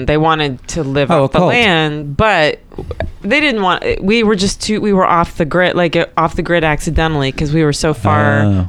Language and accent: English; Tyler, Texas, United States; also born or lived in Dallas, Texas; I grew up... Well, I was born in Dallas, and then we moved out to East Texas.